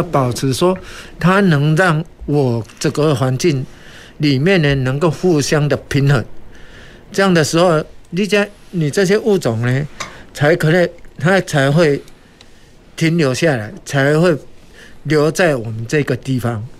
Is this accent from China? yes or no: no; Taiwan; 但是我们台湾人呢，就有一个很好的习惯，尝鲜美。